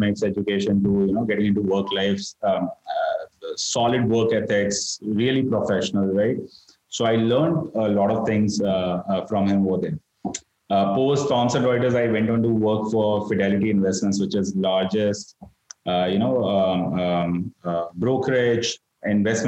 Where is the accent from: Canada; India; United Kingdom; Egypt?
India; Ahmedabad, Gujarat; moved away as an adult; Started out of Ahmedabad, which is my hometown